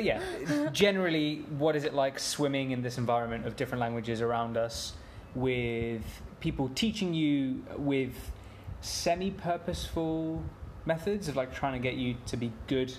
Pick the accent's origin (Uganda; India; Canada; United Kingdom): United Kingdom; England; I've grown up playing and watching cricket in England.